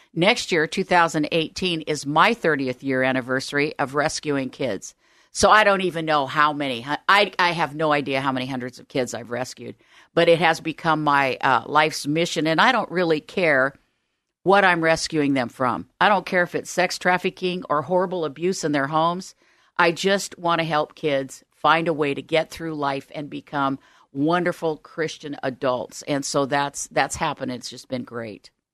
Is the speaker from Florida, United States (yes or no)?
no; Omaha, Nebraska, United States; also born or lived in Southern California; now in Oregon, United States; I grew up in Omaha, Nebraska.